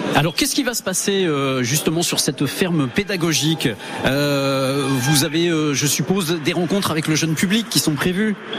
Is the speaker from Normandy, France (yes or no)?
yes; Normandy, France; chez nous en Normandie